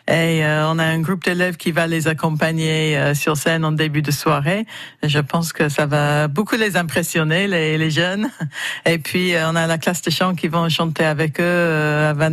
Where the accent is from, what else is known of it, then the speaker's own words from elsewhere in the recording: France; moi, en tant que Français